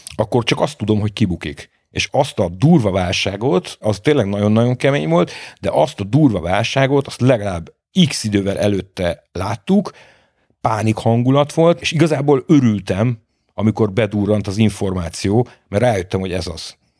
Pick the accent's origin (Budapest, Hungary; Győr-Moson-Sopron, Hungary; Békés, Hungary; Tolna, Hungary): Budapest, Hungary; a belvárosban a nagymamámék lakásában születtem bele, a Falkmikse utcába, én egy iszonyatos durva lokálpatrióta vagyok, én 18 es koromig nem nagyon hagytam el, nem nagyon a város, de még az ötödik kerületet se